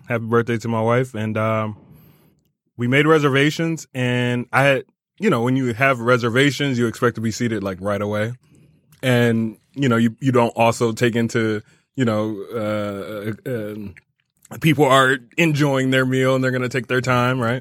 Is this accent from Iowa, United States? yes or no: no; Rochester Hills, Michigan, United States; now in Detroit, United States; I grew up in Rochester Hills, um, and then came to Detroit by way of Wayne State in two thousand four